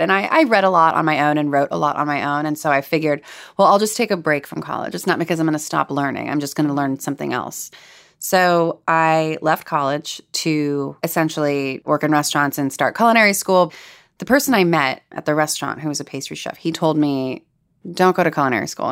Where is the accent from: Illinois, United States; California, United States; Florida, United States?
California, United States; Los Angeles; I'm from Los Angeles. I could have chosen to live at home